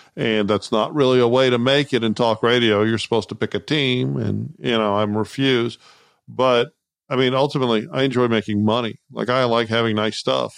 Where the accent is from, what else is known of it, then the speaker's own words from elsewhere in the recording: Austin, Texas, United States; now in Houston, United States; I grew up in Austin